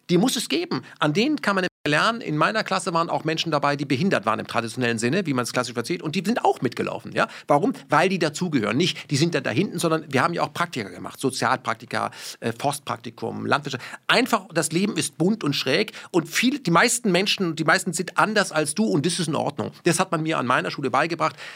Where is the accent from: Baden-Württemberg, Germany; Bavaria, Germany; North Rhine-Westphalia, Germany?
Baden-Württemberg, Germany; born or raised there; first language German; moved away; also born or lived in Krefeld / Berlin